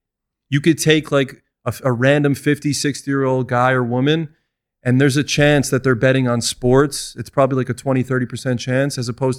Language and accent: English; New York, United States; moved away as an adult; now in Las Vegas, United States; I'm from New York.